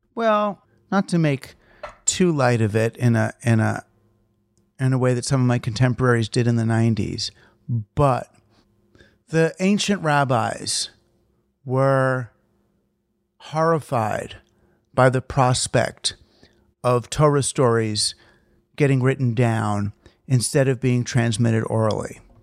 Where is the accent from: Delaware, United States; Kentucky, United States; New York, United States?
New York, United States; I'm from New York